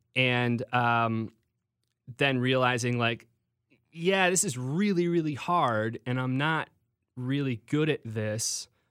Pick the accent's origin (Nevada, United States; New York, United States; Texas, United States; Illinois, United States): Illinois, United States; Homer Glen; moved away as an adult; also born or lived in Iowa / Orange County; now in Los Angeles, United States; I grew up in Homer Glen